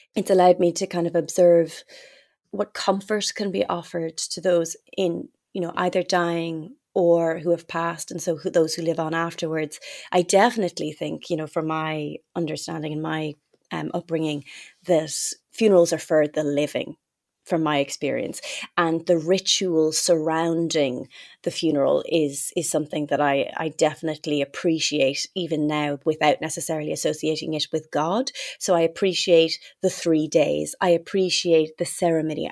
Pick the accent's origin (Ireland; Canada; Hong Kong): Ireland; moved away; growing up in Ireland with, with that faith